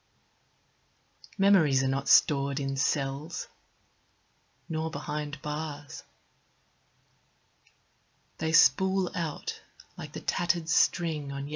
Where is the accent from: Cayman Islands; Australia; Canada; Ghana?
Australia; moved away as an adult; also born or lived in London; now in Switzerland; I moved from Australia to London and was there for about 7 years, and then about 4 years ago I relocated